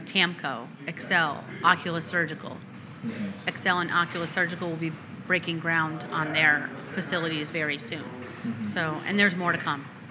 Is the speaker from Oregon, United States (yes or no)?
no; Connecticut, United States; moved away; where I grew up in Connecticut